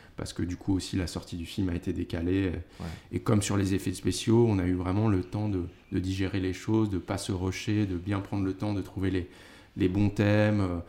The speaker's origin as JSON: {"language": "French", "town": "Paris", "region": "Île-de-France", "country": "France", "tie": "born or raised there", "said": "j'ai grandi à Paris"}